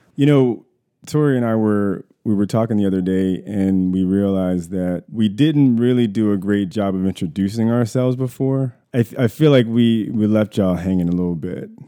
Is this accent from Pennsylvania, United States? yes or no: no; Columbia, Maryland, United States; I was born in Columbia, Maryland. Columbia is a, a suburb of Baltimore